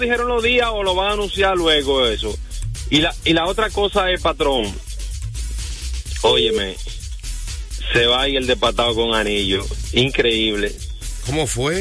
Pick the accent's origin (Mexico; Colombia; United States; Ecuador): United States; now in Dominican Republic; que era niño y me crié en Estados Unidos